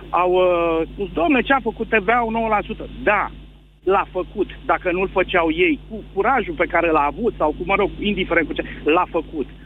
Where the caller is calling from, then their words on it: Săcele, Brașov County, Romania; sunt din Săcele de Brașov.